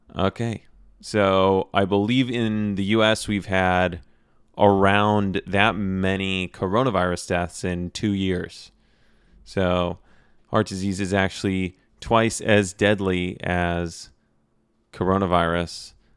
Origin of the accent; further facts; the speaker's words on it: United States; me being an American